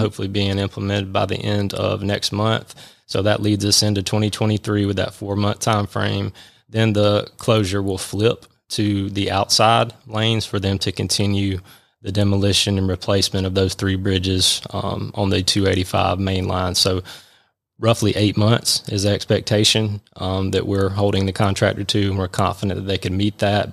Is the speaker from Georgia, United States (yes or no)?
yes; Milledgeville, Georgia, United States; moved away as an adult; now in Atlanta, United States; Georgia College and State University in Milledgeville, which is also my hometown, so about two hours south of here, growing up in middle Georgia